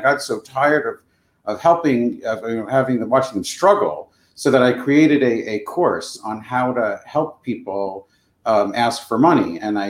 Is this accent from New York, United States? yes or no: yes; New York, United States; now in New York City, United States; I came all the way from Long Island to be a theater director.